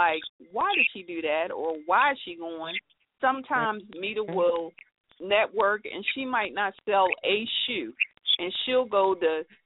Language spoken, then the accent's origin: English; San Antonio, Texas, United States; I'm from San Antonio, Texas